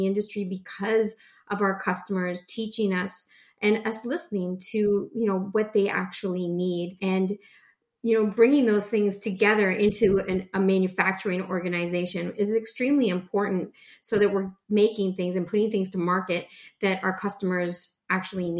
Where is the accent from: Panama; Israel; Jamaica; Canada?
Canada; I'm Canadian. I live just outside of Toronto